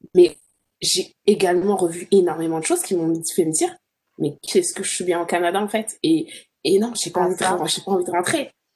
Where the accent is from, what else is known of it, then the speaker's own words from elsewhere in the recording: France; moved away as an adult; also born or lived in Birmingham, England; je suis française